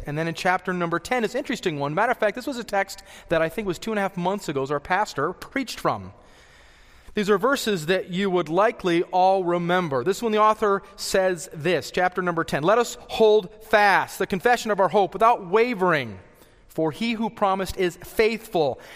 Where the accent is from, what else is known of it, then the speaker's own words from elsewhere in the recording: the Rockies, Colorado, United States; I was born and raised in the Rockies